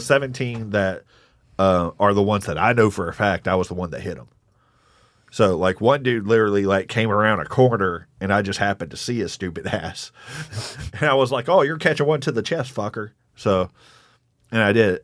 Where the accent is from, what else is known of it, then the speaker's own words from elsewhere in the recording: Jasper, Texas, United States; moved away; also born or lived in Eastern North Carolina; I grew up mostly in East Texas, but also Eastern North Carolina.